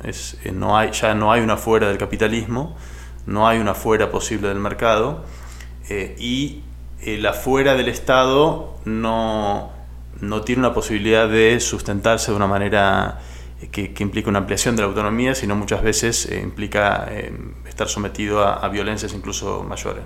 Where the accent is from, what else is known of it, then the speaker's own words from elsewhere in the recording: Argentina; soy historiador de Argentina, trabajo en la Universidad Nacional de San Martín y en el CONICET, que es la agencia pública de, investigación de mi país